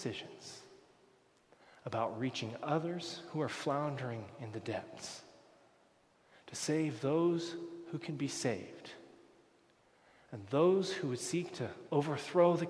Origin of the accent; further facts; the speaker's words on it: United States; moved away as an adult; now in Canada; I'm an American I'm becoming a Canadian